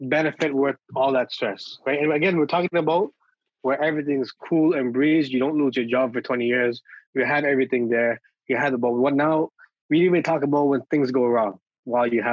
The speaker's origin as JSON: {"language": "English", "town": "Toronto", "region": "Ontario", "country": "Canada", "tie": "born or raised there", "said": "I grew up in Regent Park. I live in the middle of Regent Park"}